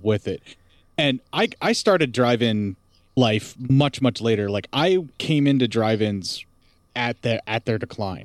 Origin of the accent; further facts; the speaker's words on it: Appalachia, United States; so far up in the mountains where I lived, you know, like in the Appalachia